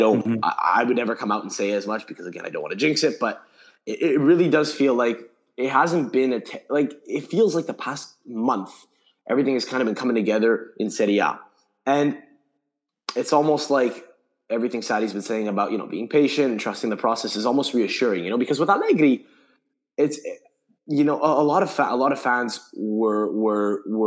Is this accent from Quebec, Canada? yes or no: yes; Montreal, Quebec, Canada; I grew up, was born and raised in Montreal, Canada, still live here